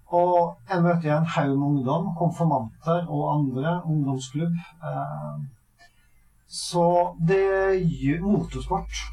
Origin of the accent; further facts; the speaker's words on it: Averøy, Møre og Romsdal, Norway; moved away as an adult; now in Sørlandet, Norway; Jeg kommer jo fra Averøy på Nordmøre.